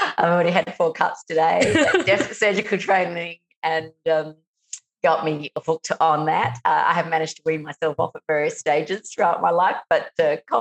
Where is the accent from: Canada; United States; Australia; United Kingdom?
Australia; Adelaide, South Australia; I was born in Adelaide